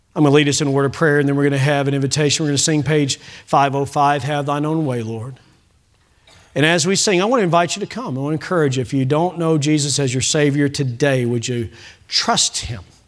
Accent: Bowling Green, Kentucky, United States; now in Oklahoma, United States; Bowling Green, my hometown

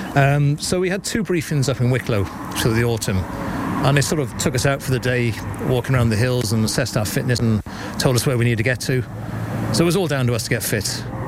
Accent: West Wales, United Kingdom; moved away as an adult; now in Corrofin, Ireland; I'm originally from Wales, but I've, I've lived up here for nigh on 20 years now.

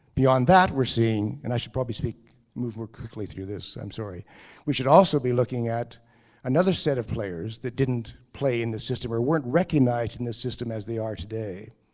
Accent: Canada; I'm speaking as a Canadian

